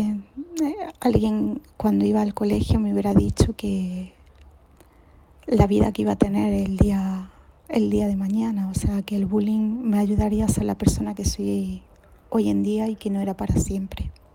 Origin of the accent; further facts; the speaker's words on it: Granada, Andalusia, Spain; por el acento podéis ver que soy de Granada